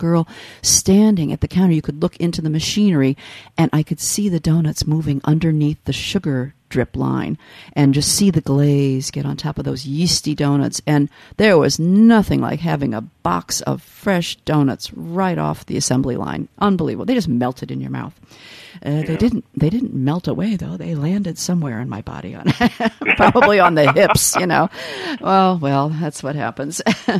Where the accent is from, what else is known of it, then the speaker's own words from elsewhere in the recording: Midwest, United States; But I grew up in the Midwest, and we had a company, again a Southern company